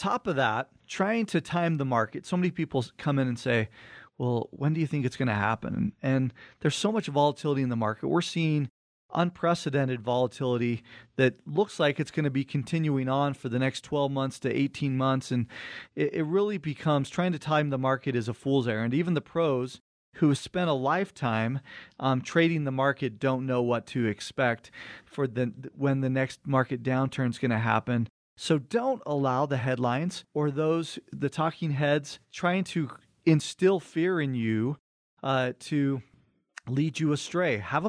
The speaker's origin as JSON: {"language": "English", "town": "Cottonwood Heights", "region": "Utah", "country": "United States", "tie": "born or raised there", "said": "we thought about growing up in Cottonwood Heights. We were right at the base of the mountain, right between Big and Little Cottonwood Canyon."}